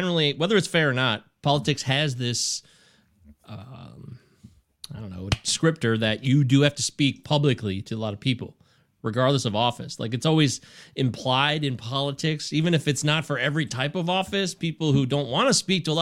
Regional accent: Livonia, Michigan, United States; I grew up in Livonia. This is my hometown

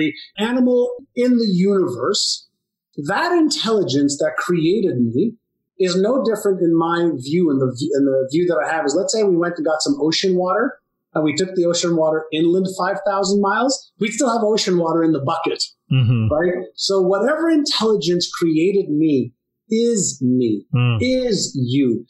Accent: Tel Aviv, Tel Aviv District, Israel; I was born in Tel Aviv, Israel.

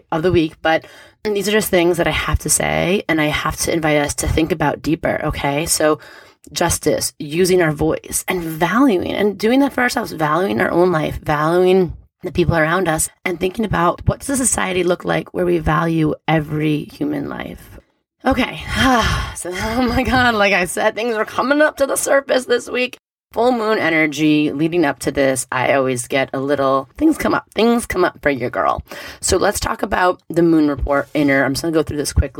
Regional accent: New York City, New York, United States; in New York City, my home state where I was born, where I grew up

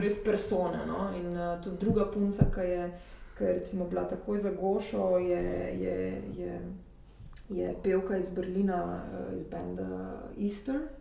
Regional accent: Slovenia; moved away as an adult; now in Paris, France; jaz sem pač iz Slovenije

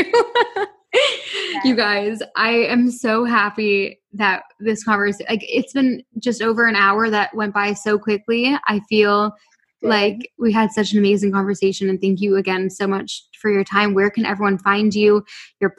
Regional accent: Toronto, Ontario, Canada; moved away as an adult; also born or lived in London / Vancouver; now in Bahamas; I'm originally from Toronto.

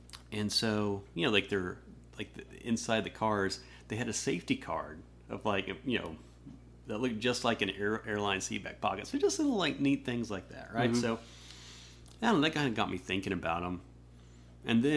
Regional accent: Norman, Oklahoma, United States; moved away as an adult; also born or lived in Linköping, Sweden / England; now in Nashville, United States; I grew up in Norman, went

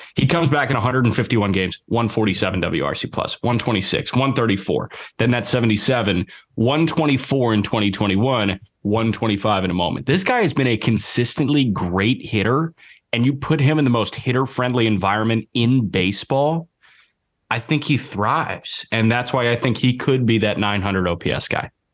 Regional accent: Midwest, United States; growing up in the Midwest and, like, going to Cubs games in April, going to White Sox games

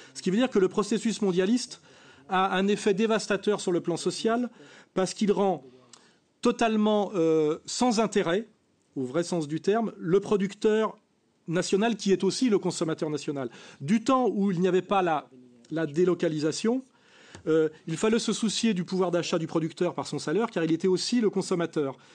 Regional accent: France; je suis un Français de culture française, issu de la classe moyenne catholique

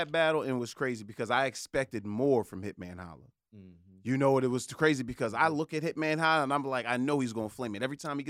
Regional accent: Philadelphia, Pennsylvania, United States; I'm from Philadelphia. I'm from Southwest Philadelphia.

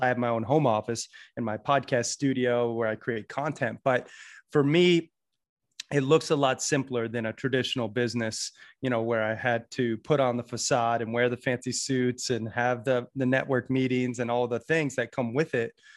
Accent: Sarasota, Florida, United States; also born or lived in Red Lodge, Montana; I was born and raised in Sarasota, Florida, and then grew up half in Red Lodge, Montana.

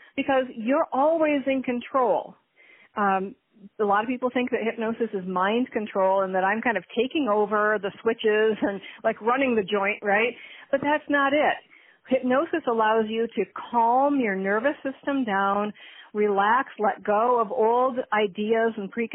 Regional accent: Michigan, United States; also born or lived in Minnesota; I was born in Michigan

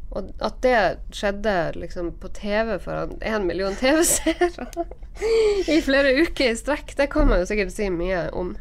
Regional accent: Northern Norway, Norway; Og jeg er jo nordlending

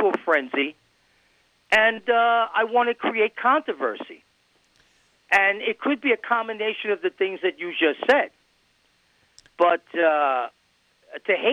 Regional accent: New York City, New York, United States; I grew up in New York City where the population is everything

